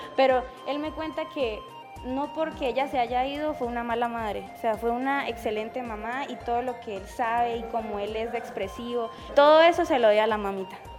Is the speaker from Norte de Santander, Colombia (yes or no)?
yes; Pacheli, Norte de Santander, Colombia; soy de Pacheli, no soy nacida, soy criada